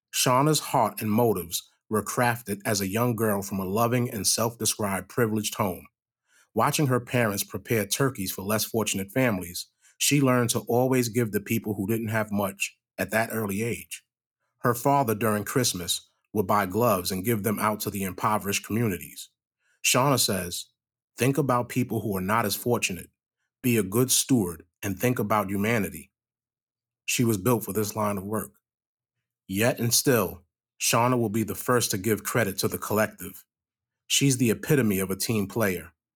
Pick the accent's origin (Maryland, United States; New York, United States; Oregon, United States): New York, United States; now in Manchester, United States; I'm a New Yorker. I know what homelessness looks like in a major city